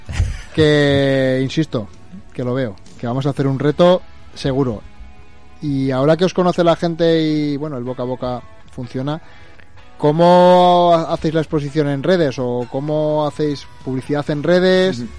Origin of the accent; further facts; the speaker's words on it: Aragon, Spain; yo soy aragonés